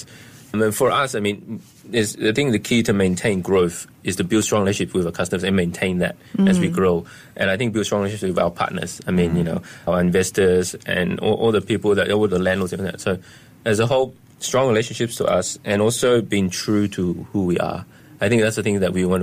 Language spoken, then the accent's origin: English; Australia; moved away; I grew up in Australia